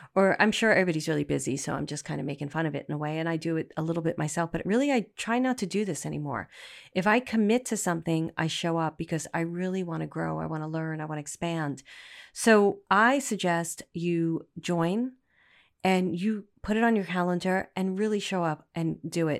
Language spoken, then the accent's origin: English; New York City, New York, United States; moved away; also born or lived in Manhattan / Poughkeepsie / Los Angeles; I'm a girl from Brooklyn.